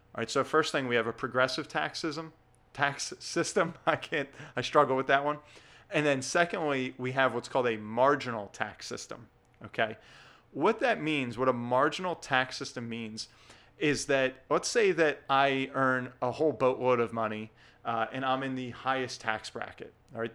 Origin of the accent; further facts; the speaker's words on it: New Jersey, United States; in my home state here of New Jersey